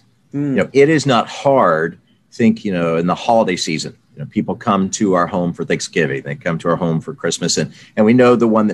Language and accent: English; the South, United States; I grew up in the South